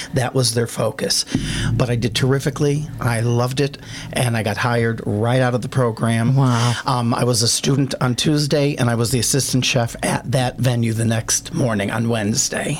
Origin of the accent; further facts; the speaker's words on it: Connecticut, United States; I was the boy from Connecticut